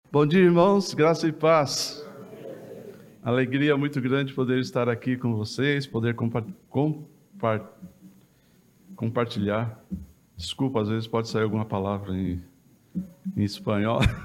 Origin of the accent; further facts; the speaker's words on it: Jacuí, Minas Gerais, Brazil; eu sou de Minas Gerais, aqui do sul de Minas, entre Guaxupé e Passos. Tem uma cidade no meio que chama Jacuí.